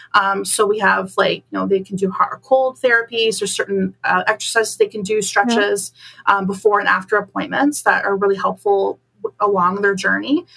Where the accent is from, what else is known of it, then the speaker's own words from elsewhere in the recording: Bolton, Ontario, Canada; moved away as an adult; now in Waterloo, Canada; I'm originally from Bolton